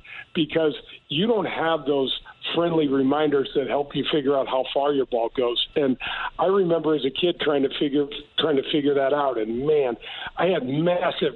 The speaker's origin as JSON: {"language": "English", "country": "United States", "said": "I'm from North County"}